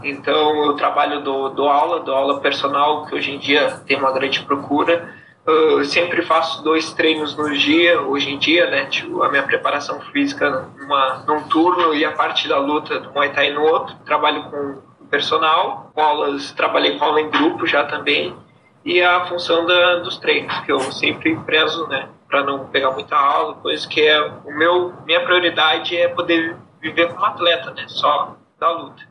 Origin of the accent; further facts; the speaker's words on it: Pelotas, Rio Grande do Sul, Brazil; eu sou da cidade de Pelotas, eu sou do, do Rio Grande do Sul.